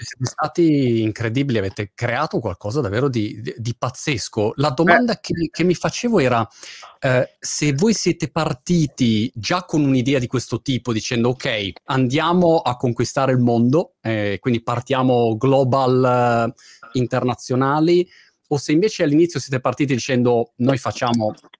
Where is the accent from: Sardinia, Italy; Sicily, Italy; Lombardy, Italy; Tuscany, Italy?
Lombardy, Italy; Milan; moved away as an adult; also born or lived in Rome, Italy; now in Brighton, United Kingdom; io sono di Milano originariamente, abbiamo vissuto a Roma un periodo